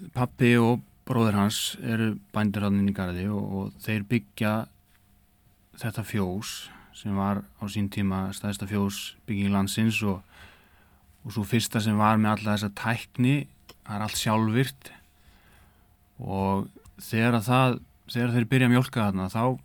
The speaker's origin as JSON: {"language": "Icelandic", "area": "Eyjafjarðarsveit", "region": "Northeastern Region", "country": "Iceland", "tie": "born or raised there", "moved": "as an adult", "lives_now": "Akureyri, Iceland", "said": "ég er innan úr Eifarsveit þar sem að Kaffi Húur á Garði já. ég er bara fættur upp alveg þar"}